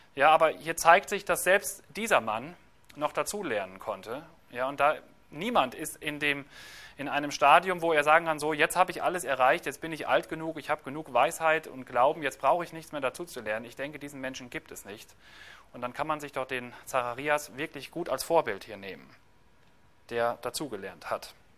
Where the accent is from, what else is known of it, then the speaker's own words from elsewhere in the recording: Germany; Bei uns in Deutschland